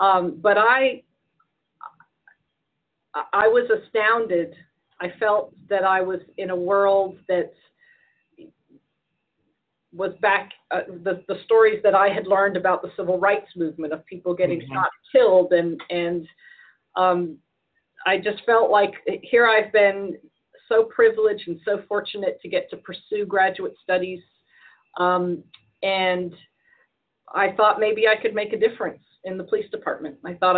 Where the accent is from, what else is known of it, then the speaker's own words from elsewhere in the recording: Edinburgh, Scotland, United Kingdom; born there; moved away; also born or lived in Victoria, Texas, United States; I was born in Edinburgh, Scotland.